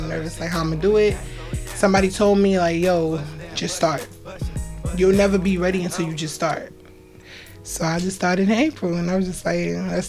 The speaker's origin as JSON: {"language": "English", "town": "New York City", "region": "New York", "country": "United States", "also_born_or_lived": "Virginia", "said": "I'm from Brooklyn, Crown Heights."}